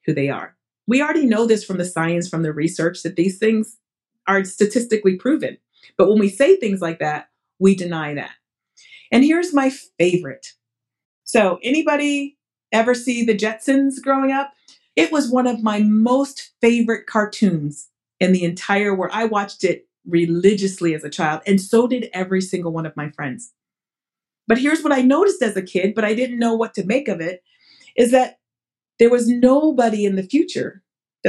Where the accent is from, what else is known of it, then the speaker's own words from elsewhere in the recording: Massachusetts, United States; first language Portuguese; moved away as an adult; also born or lived in New York; I'm from Massachusetts